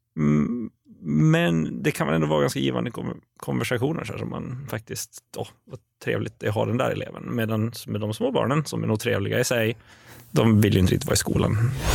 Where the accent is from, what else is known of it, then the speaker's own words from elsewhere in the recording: Åland Islands; also born or lived in Eskilstuna; now in Stockholm, Sweden; jag kommer från Åland överlag och vi kanske är lite gnälliga